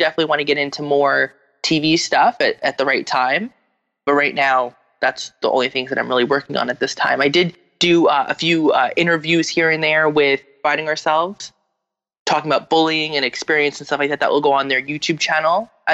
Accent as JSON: {"language": "English", "region": "New Jersey", "country": "United States", "said": "from New Jersey"}